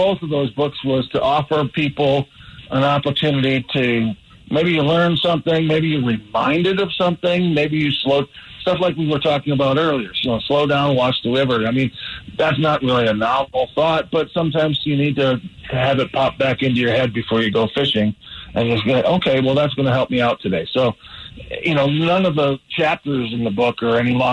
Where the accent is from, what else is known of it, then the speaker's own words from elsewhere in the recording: Wisconsin and Michigan, Midwest, United States; I grew up in the Midwest in Wisconsin and Michigan